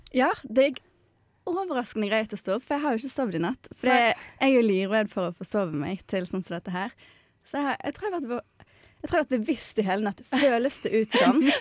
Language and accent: Norwegian; Bergen / Sogn, Vestland, Norway; moved away; Jeg kan jo si det at jeg er halvt sogning og halvt bergensk